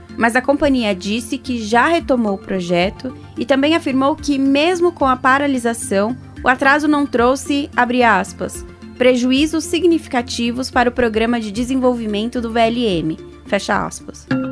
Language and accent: Portuguese; São José dos Campos, São Paulo, Brazil; em São José dos Campos, cidade onde eu nasci e vivi a maior parte da vida.